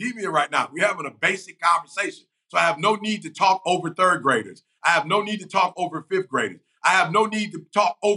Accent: Detroit, Michigan, United States; also born or lived in Chicago; I'm from Detroit, you know, originally from Chicago, but I spent most of my life in Detroit

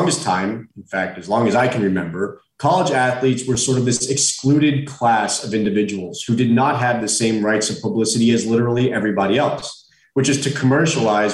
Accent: South Florida, United States; I'm born and raised in South Florida

